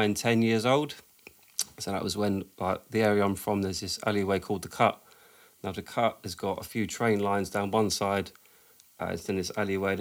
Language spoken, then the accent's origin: English; London, United Kingdom; growing up in Southwest